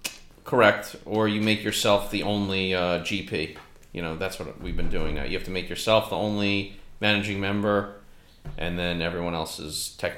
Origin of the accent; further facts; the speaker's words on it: New York City, New York, United States; So I grew up in Manhattan.